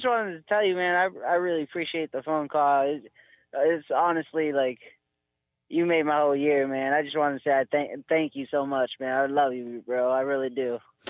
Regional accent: Eugene, Oregon, United States; But so I grew up here in Eugene, Oregon with my two aunts.

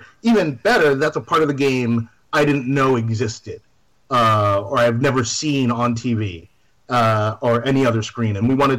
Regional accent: New York, United States; I'm from New York

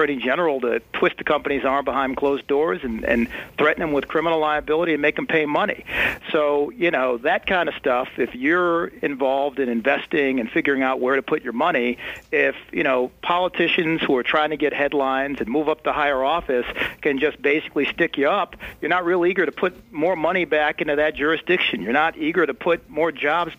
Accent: Buffalo, New York, United States; I grew up in Buffalo, New York, in a working-class neighborhood called the East Side of Buffalo.

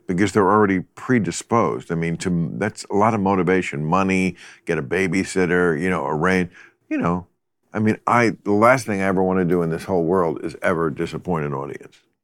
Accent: River Vale, New Jersey, United States; I grew up in New Jersey

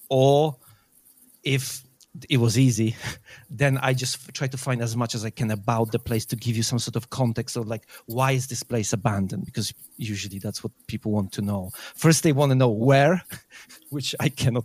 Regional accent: Poland; moved away as an adult; now in United Kingdom; I moved from Poland to UK when I was 18.

